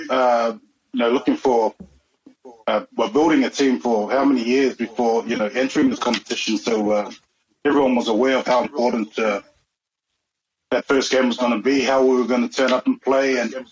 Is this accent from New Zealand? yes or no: yes; New Zealand; born or raised there